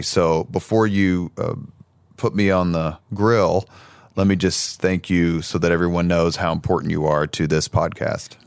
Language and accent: English; Indianapolis, Indiana, United States; I grew up in the greatest neighborhood in the world, otherwise known as Irvington on the east side